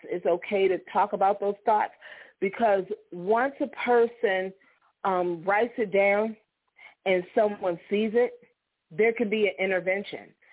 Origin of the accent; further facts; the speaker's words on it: Struthers, Ohio, United States; I grew up in St. John AME Church in Struthers, mm-hmm. Ohio, little church on the hill.